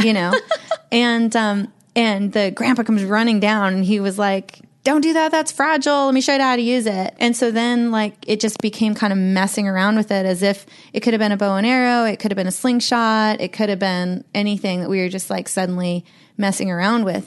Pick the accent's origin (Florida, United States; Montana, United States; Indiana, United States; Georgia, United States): Montana, United States; Columbia Falls; also born or lived in Medford, Oregon; I was raised in Glacier